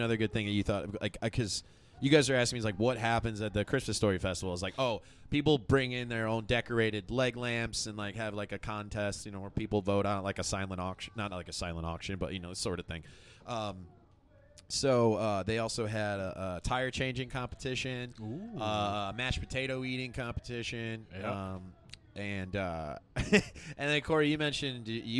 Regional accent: United States; born or raised there

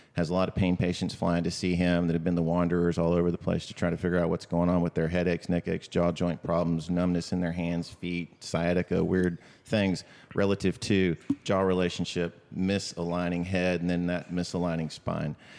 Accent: Austin, Texas, United States; I was from Austin

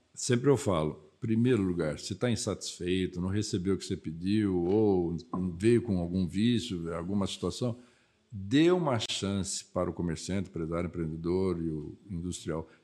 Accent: Mogi das Cruzes, São Paulo, Brazil; nasci em Mogi das Cruzes.

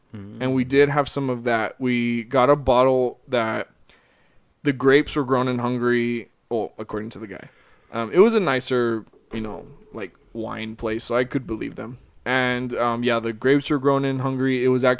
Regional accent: Austin, Texas, United States; moved away; I'm from Austin

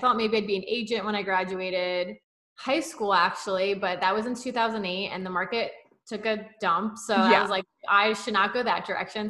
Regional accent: New Jersey, United States; And I'm from North Jersey, Kyle's from South Jersey, or excuse me, Central Jersey.

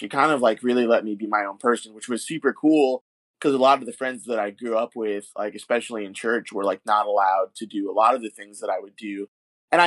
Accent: Kissimmee, Florida, United States; also born or lived in Long Island, New York; I'm from Kissimmee. And even before that, I'm from Long Island.

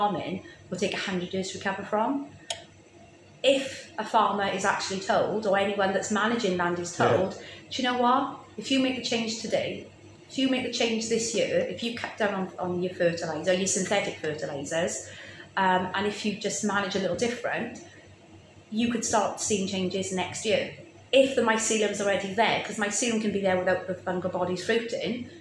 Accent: Rhondda, Wales, United Kingdom; I grew up still in the Rhondda, surrounded by South Wales coal fields

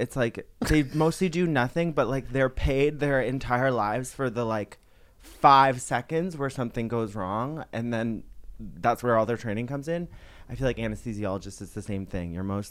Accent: Canada; I say I'm Canadian

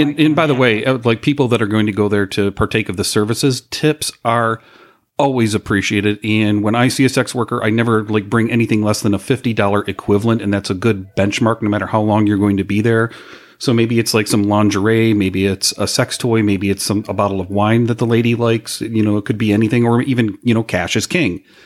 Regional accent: Chicago, Illinois, United States; we're from Chicago

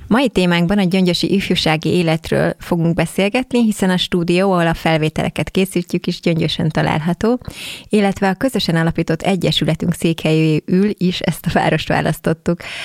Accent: Keszthely, Zala, Hungary; mi ugye Xénivel keszthelyiek vagyunk

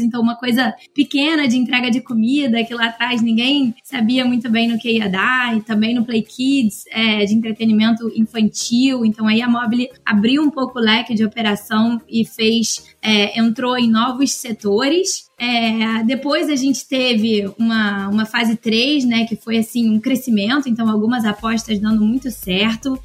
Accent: Rio de Janeiro, Brazil; eu moro no Rio, né? Então, sou carioca

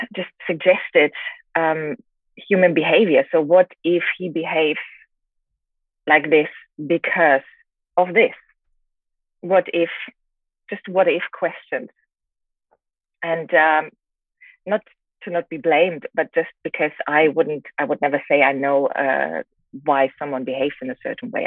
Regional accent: Germany; moved away as an adult; also born or lived in England; now in China; I, grew up in Germany

